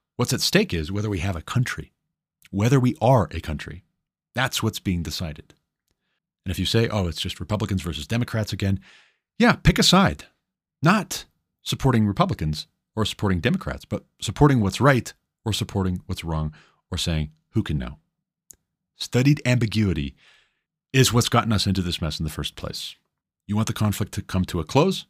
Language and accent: English; Montana, United States; Greg Gianforte, governor of my home state, Montana